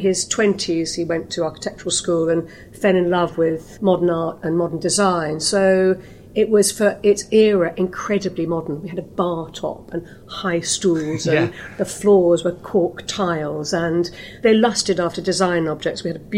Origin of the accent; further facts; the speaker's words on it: Greenwich, London, United Kingdom; I was born in Greenwich.